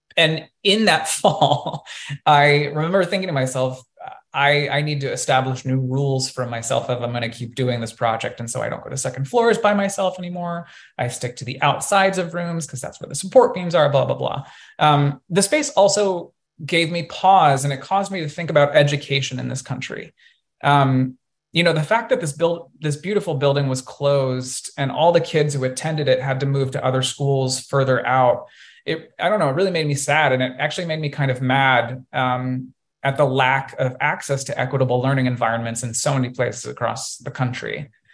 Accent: Colorado, United States; growing up in Colorado, we had a water park in my hometown

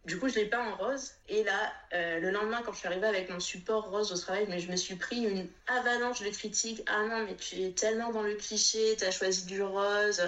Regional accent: Réunion; moved away as an adult; also born or lived in Metropolitan France; now in France; je suis née, j'ai grandi à La Réunion, j'y suis restée jusqu'à mon baccalauréat

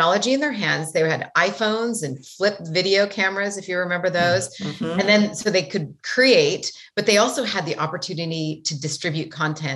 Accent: Great Falls, Montana, United States; now in San Francisco, United States; I grew up in Montana, in a town called Great Falls, Montana, which was one of the bigger cities

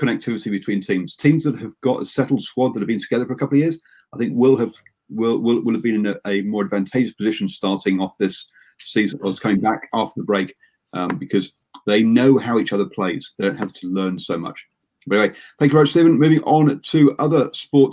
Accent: Yorkshire and the Humber, United Kingdom; I'm from Yorkshire.

